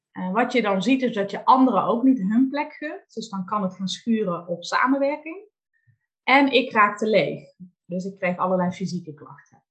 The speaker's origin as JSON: {"language": "Dutch", "region": "North Limburg", "country": "Netherlands", "tie": "born or raised there", "moved": "yes", "lives_now": "Valkenswaard, Netherlands", "said": "Ik ben geboren in Noord-Limburg"}